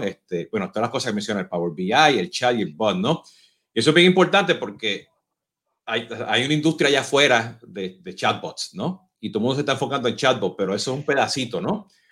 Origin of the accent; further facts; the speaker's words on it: Puerto Rico; now in Mexico; Por mi acento, no sé si se dieron cuenta, pues yo soy boricua